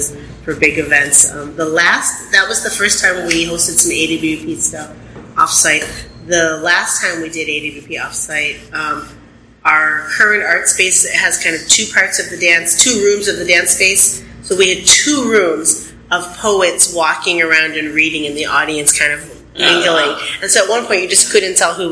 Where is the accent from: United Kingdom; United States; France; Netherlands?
United States; Buffalo, New York; now in New Orleans, United States; I grew up in Buffalo